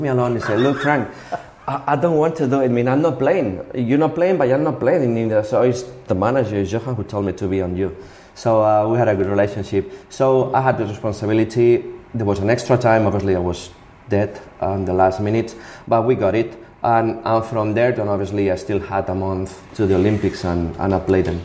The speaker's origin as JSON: {"language": "English", "town": "Barcelona", "region": "Catalonia", "country": "Spain", "tie": "born or raised there", "also_born_or_lived": "Rubí", "said": "I lived in Rubí, which is um, uh, 20 minutes from, from Barcelona"}